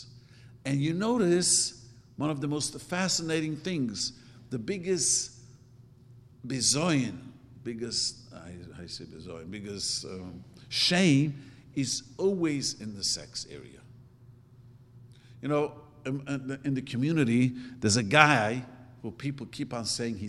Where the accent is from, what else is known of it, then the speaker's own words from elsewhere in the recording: New York City, New York, United States; English is a second language; moved away as an adult; now in California, United States; I grew up in Williamsburg